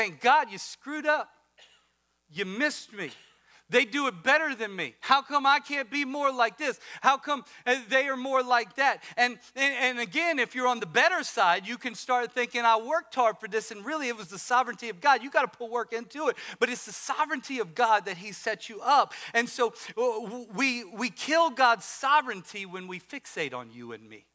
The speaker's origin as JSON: {"language": "English", "region": "Louisiana", "country": "United States", "moved": "yes", "lives_now": "Maryland, United States", "said": "I'm from Louisiana"}